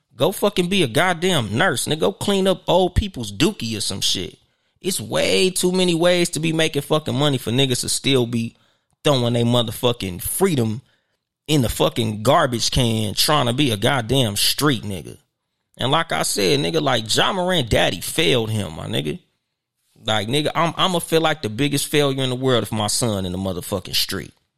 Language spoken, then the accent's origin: English; Southern California, United States; I'm from Southern California